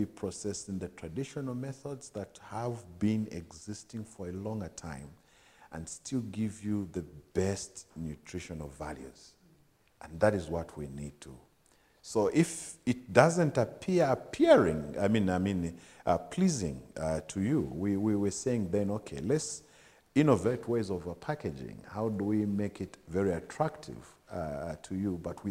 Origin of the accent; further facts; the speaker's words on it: Livingstone, Southern Province, Zambia; I grew up in Livingstone. I mean, I was born and bred in Livingstone